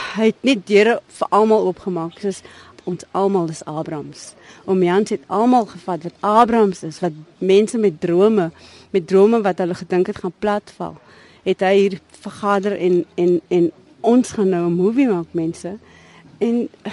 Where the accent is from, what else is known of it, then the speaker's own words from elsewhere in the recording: Cape Town, Western Cape, South Africa; ek het op die Kaapse vlakte groot geword